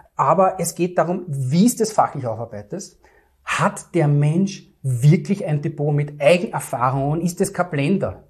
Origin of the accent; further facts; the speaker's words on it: Vienna, Austria; Ich komme aus Wien, aus dem dritten und elften Wiener Gemeindebezirk und darf dort Rauchfang kehren